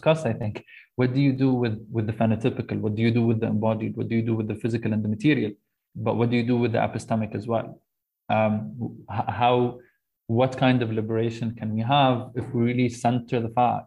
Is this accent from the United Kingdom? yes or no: no; Lebanon; growing up in Lebanon and kind of mostly going through education there